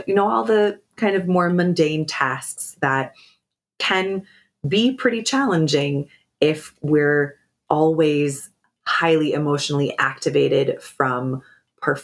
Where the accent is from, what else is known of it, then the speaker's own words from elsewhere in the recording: Pacific Northwest, United States; I grew up in the Pacific Northwest